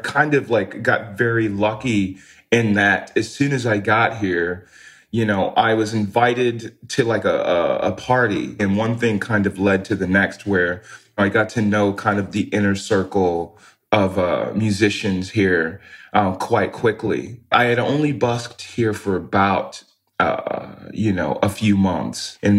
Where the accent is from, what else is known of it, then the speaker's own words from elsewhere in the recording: California, United States; also born or lived in West Virginia; now in Austin, United States; Well, I was raised in California where the Latin culture is very prominent.